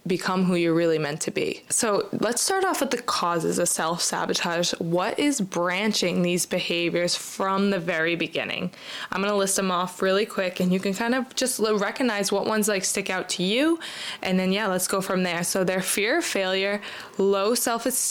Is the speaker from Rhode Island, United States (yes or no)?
yes; Rhode Island, United States; I'm from Rhode Island